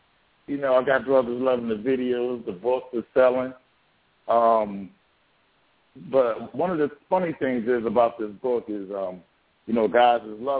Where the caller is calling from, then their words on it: Philadelphia, Pennsylvania, United States; Wife of Paul calling from Philadelphia.